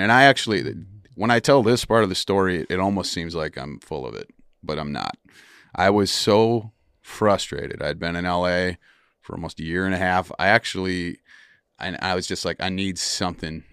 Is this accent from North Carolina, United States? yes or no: no; Wisconsin, United States; moved away; I grew up in Wisconsin